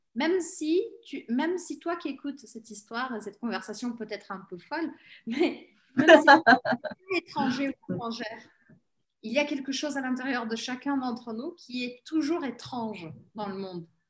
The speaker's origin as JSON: {"language": "French", "country": "Brazil", "tie": "born or raised there", "said": "je suis née au Brésil"}